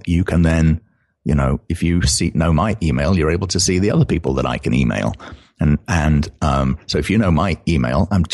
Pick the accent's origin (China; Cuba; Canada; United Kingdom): United Kingdom; accent: British; I'm British, as you can originally, as you can tell here, from my accent